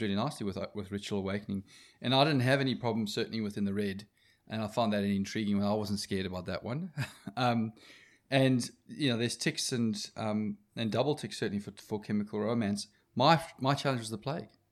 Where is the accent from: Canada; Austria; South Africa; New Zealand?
South Africa; as a South African male